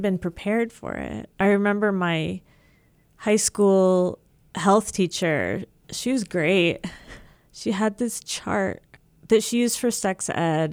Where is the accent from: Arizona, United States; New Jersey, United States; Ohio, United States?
New Jersey, United States; moved away as an adult; also born or lived in Maryland / Seattle, Washington; now in Midwest, United States; I grew up in Jersey